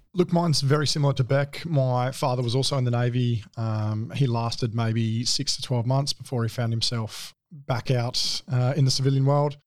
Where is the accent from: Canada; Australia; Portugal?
Australia; Adelaide, South Australia; moved away as an adult; I grew up in Adelaide, um, born and bred, all through schooling